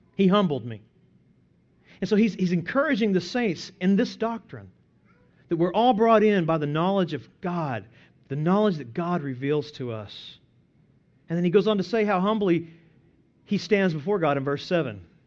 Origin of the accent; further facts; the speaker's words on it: Byers, Oklahoma, United States; my hometown of Byers, Oklahoma, population two hundred